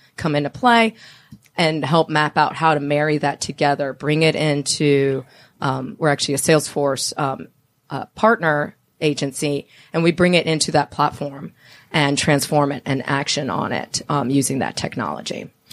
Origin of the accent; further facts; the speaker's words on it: Miami, Florida, United States; now in Atlanta, United States; I'm from Miami